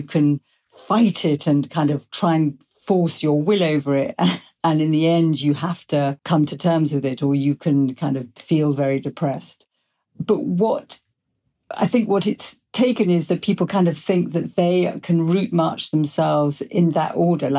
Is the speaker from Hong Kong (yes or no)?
no; England, United Kingdom; I'm English.